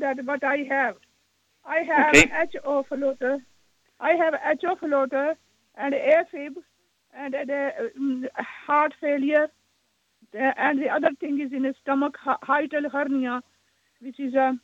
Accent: Azad Kashmir, Pakistan; English is a second language; moved away; I'm from Pakistan, Kashmir.

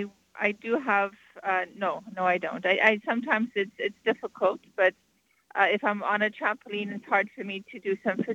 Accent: Quebec, Canada; I'm from Quebec.

